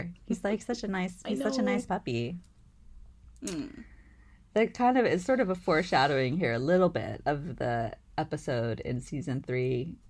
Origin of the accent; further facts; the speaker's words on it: East Coast, United States; Though I grew up on the East Coast, a lot of people mistake me for a Californian because of my accent or my speech or whatever